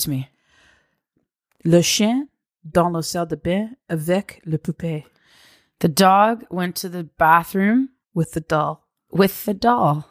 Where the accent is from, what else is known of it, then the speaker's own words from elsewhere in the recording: Thornhill, Ontario, Canada; now in Oshawa, Canada; I grew up in Thornhill, Ontario, so it's about a, you know, forty minutes from here.